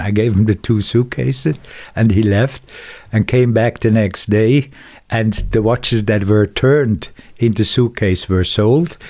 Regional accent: Dübendorf, Zurich, Switzerland; also born or lived in Schaffhausen; I was born in Dubendorf, and I went partly to school there

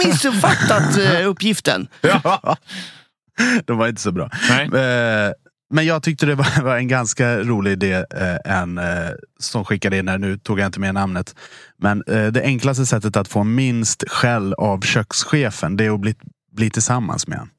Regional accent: Dalarna County, Sweden; moved away; also born or lived in Stockholm; jag är från Dalarna då från början

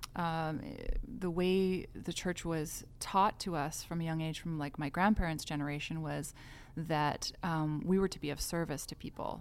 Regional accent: White Rock, British Columbia, Canada; also born or lived in Montreal / Mexico / South America; now in Vancouver, Canada; I grew up in White Rock, um, British Columbia, and I'm, uh, now based in Vancouver

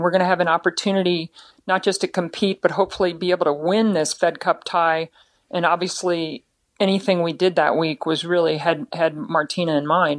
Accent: United States; we come from the United States, a, a free country

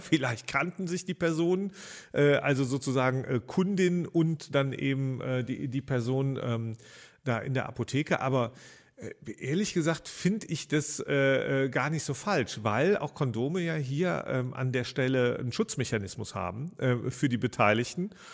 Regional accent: Rhineland, Germany; da war ich so 18, 19 Jahre alt in meiner Heimatstadt

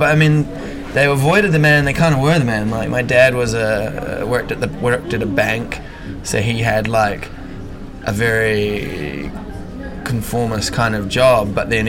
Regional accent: Wanaka, Otago, New Zealand; Oh, it was an amazing childhood. My parents are big like mountain people, like adventure people, so.

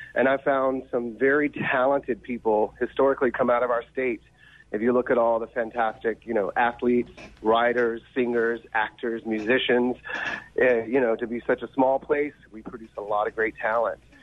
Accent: Mississippi, United States; I'm originally from Mississippi

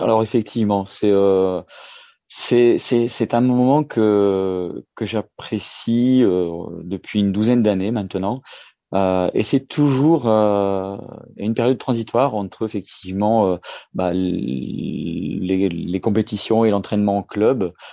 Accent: Valenciennes basin, the North, Hauts-de-France, France; moved away as an adult; now in Perpignan, France; en tant que ch'ti, hein, je suis natif du, du nord, euh, du côté du, bassin du Valenciennois

